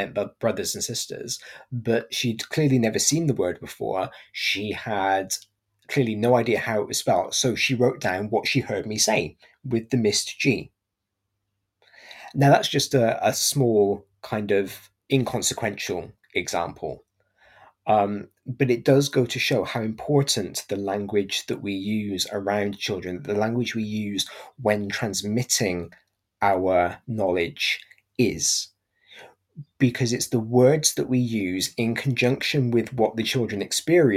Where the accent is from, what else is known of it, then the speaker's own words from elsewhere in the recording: Gloucestershire, South West England, United Kingdom; I'm from Gloucestershire, so I quite often will drop the G at the end of my words.